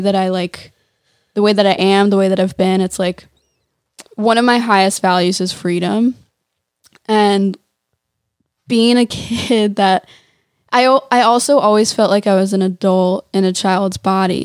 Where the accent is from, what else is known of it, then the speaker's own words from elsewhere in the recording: suburbs of Philadelphia, Pennsylvania, United States; also born or lived in Nashville; now in Los Angeles, United States; I grew up in the suburbs of, of Philly. Mm-hmm. It's like 20 minutes west of Philly